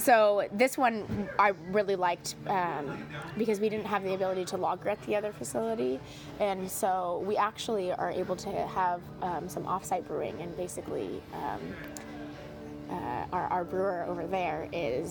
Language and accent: English; San Diego, California, United States; moved away as an adult; now in San Luis Obispo, United States; I'm from San Diego